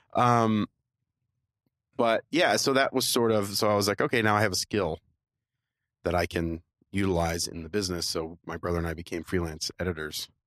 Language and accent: English; Florida, United States; I grew up in Florida